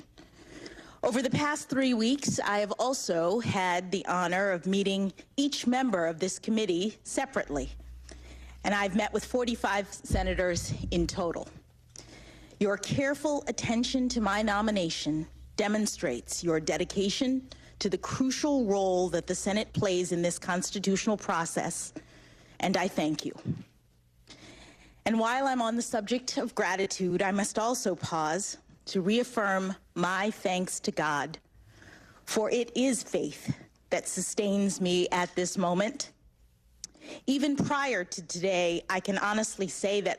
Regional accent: Washington, District of Columbia, United States; born or raised there

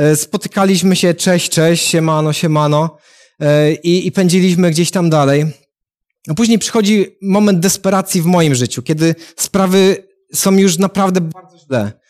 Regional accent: Katowice, Silesian Voivodeship, Poland; jestem z Katowic

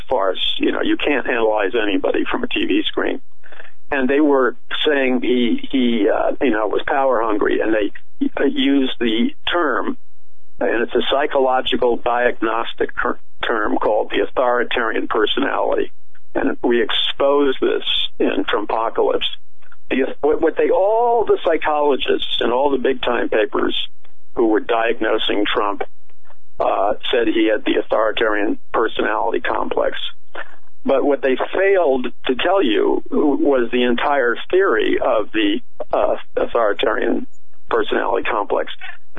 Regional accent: New York City, New York, United States; I was raised in Jackson Heights, Queens

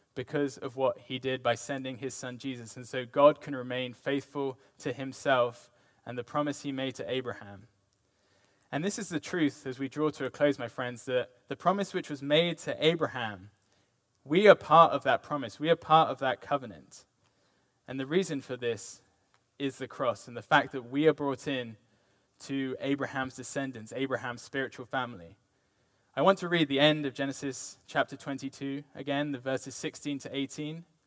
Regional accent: United Kingdom; now in United States; me being British

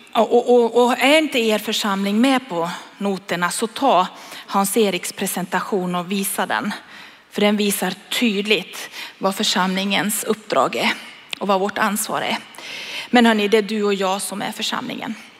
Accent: Sweden; jag är en svensk

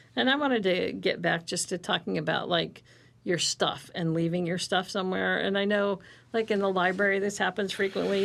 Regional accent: Ohio, United States; moved away; I grew up in Ohio

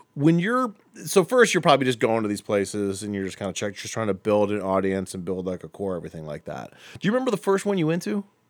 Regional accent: Akron, Ohio, United States; now in Lakewood, United States; I grew up in Akron

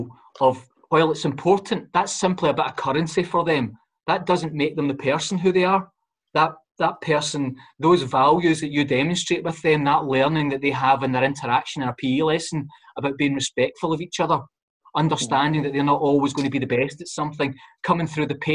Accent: Glasgow, Scotland, United Kingdom; I'm a boy born and brought up in the Gorbals.

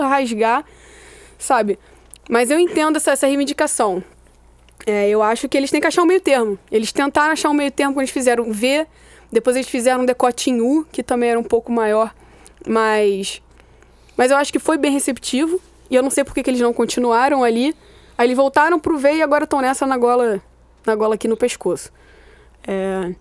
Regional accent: Rio de Janeiro, Brazil; eu sou do Meia

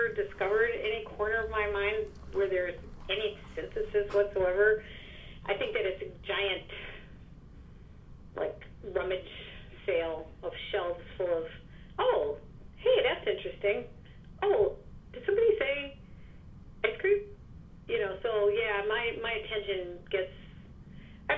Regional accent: South Dakota, United States; now in New York, United States; I grew up in the Midwest. I grew up in South Dakota, which is a very lightly populated state with very good roads.

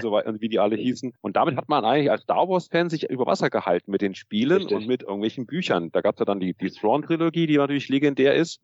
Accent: Munich, Bavaria, Germany; Ich komme aus München

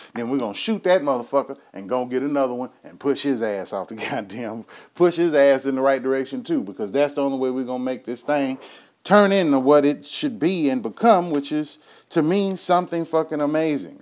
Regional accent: Houston, Texas, United States; coming from my hometown of Houston, Texas. Anybody know me know I'm a H-town nigga.

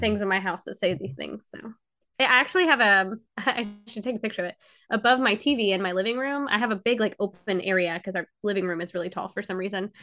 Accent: Georgia, United States; I'm from Georgia." It's just the accent

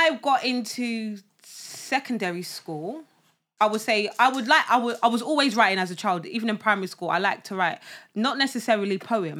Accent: London, United Kingdom; moved away as an adult; now in Essex, United Kingdom; I've been in Essex for, I'm like 15 years now. So, yes, I grew up in Newham, Manor Park to be precise.

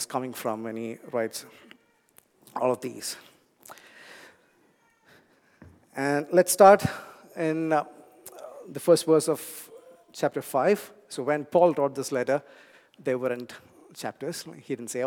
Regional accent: India; English is a second language; moved away; I grew up in a warm place. I come from India

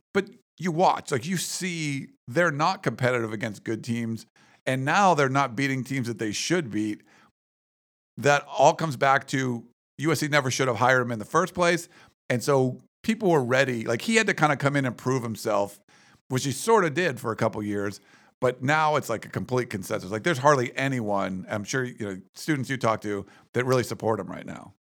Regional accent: Western Pennsylvania, United States; moved away; I grew up in Western Pennsylvania

